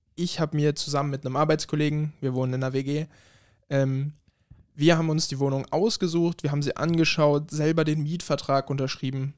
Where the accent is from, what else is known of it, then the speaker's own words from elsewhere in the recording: Germany; moved away as an adult; now in Spittal an der Drau, Austria; Ich komme ursprünglich aus Deutschland, bin mhm. 2018 nach Österreich gezogen und wohne jetzt in der Nähe Spital